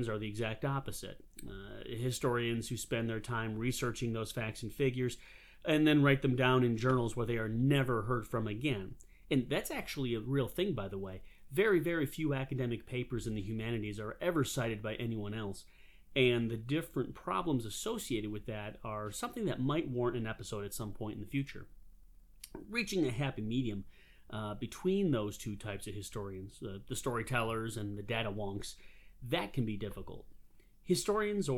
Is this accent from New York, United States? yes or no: yes; Western New York, United States; now in South Carolina, United States; I'm originally from Western New York, but for many years now, I have made my home in the great state of South Carolina